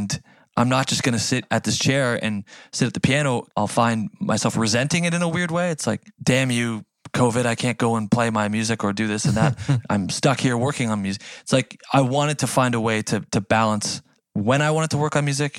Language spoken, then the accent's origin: English; Canada; accent: Canadian; As a Canadian kid